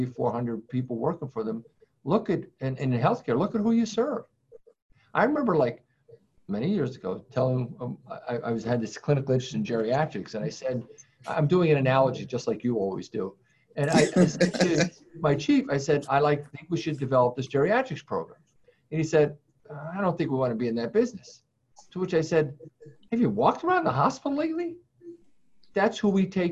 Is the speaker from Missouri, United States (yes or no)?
no; Worcester, Massachusetts, United States; I hail from the Worcester area